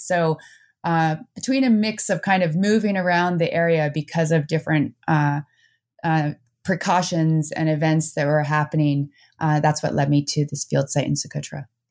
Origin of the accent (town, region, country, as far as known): New Jersey, United States; born or raised there; moved away as an adult; also born or lived in Netherlands; now in Vermont, United States